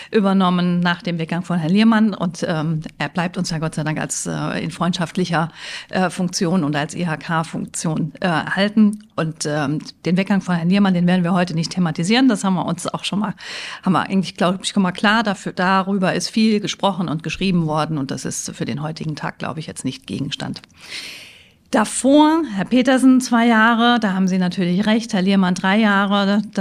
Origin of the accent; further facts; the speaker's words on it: Mainz, Rhineland-Palatinate, Germany; mein Mann ist äh, gebürtiger Freiburger, ich bin ja Mainzerin, also haben wir uns natürlich eher Richtung Süden Deutschlands orientiert